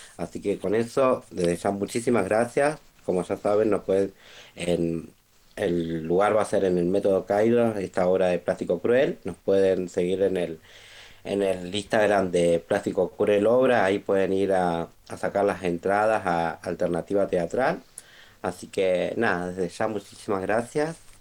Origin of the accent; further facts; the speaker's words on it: Rosario, Santa Fe, Argentina; soy de Rosario